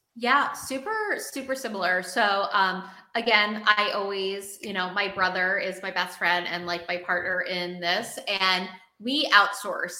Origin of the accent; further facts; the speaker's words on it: New York City, New York, United States; I'm a New Yorker